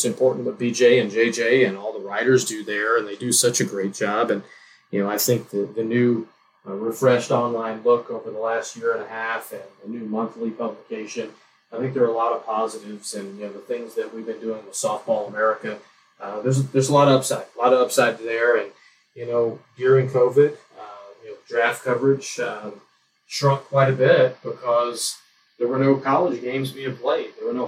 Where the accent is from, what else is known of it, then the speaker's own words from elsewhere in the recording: Louisiana, United States; You know, I'm from Louisiana, and Abita beer is from Abita Springs